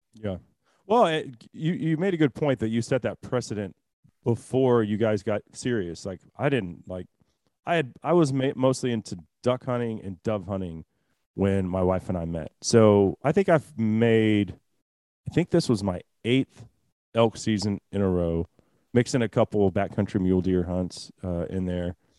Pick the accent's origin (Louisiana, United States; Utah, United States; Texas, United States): Texas, United States; as a Texan